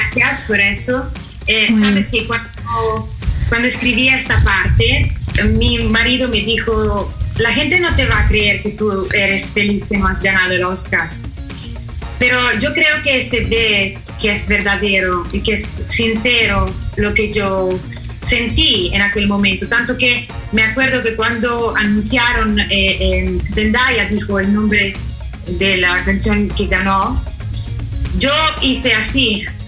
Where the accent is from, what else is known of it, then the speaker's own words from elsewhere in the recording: Italy; Spanish is a second language; yo soy la eh, italiana más mexicana del mundo